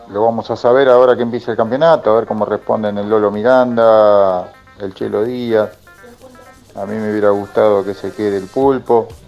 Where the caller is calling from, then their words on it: Santiago del Estero, Argentina; de Santiago del Estero, como siempre presente escuchándolos.